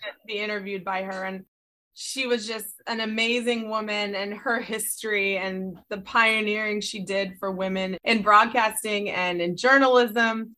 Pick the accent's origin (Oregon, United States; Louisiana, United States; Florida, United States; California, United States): California, United States; San Diego; I was raised in San Diego